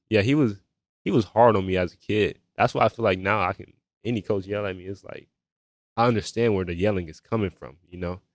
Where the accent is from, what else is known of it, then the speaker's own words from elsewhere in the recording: Melbourne, Florida, United States; also born or lived in Georgia; a young man from Melbourne, Florida